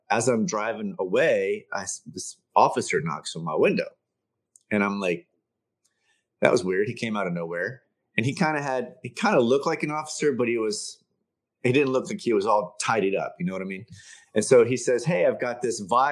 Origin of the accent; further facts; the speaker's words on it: Baltimore, Maryland, United States; the house I grew up in Baltimore